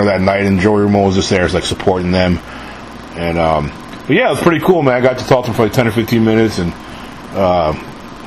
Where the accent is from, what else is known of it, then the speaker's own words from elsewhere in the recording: New York City, New York, United States; moved away; also born or lived in San Antonio; I'm from New York originally, born and raised